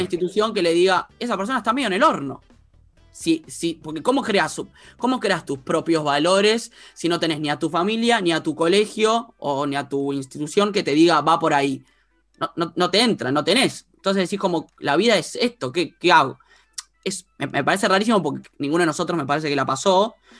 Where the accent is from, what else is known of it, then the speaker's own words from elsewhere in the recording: San Isidro, Buenos Aires Province, Argentina; yo vivía, yo viví siempre en San Isidro